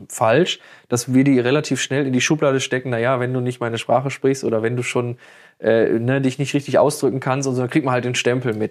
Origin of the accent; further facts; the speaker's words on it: Germany; first language German; ich als Deutscher, äh, der sich im Deutschen sehr wohl fühlt